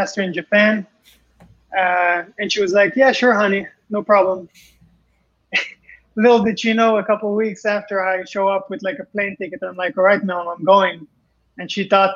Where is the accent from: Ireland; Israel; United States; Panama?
Israel; also born or lived in Paris, France; I came to Israel from France. I was born in Paris. And some kids, you know, would laugh about my accent